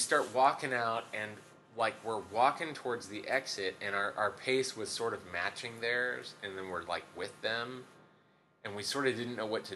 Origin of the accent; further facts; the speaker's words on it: Davis, California, United States; I'm from Davis, so I'm from Central